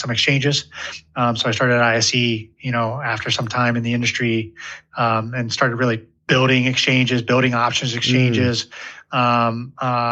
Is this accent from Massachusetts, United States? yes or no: no; Ohio, United States; I grew up in Ohio